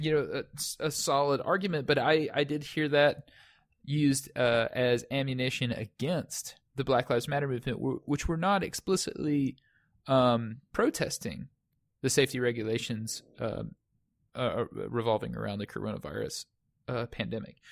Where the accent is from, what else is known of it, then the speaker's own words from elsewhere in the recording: United States; as an American